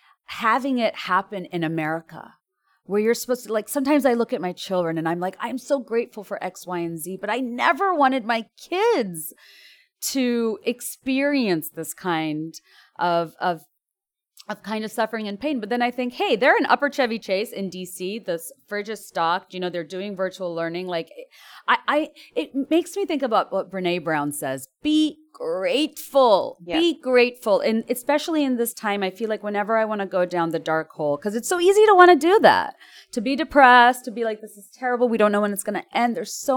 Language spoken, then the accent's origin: English; Dhaka, Dhaka Division, Bangladesh; I grew up in Dhaka, Bangladesh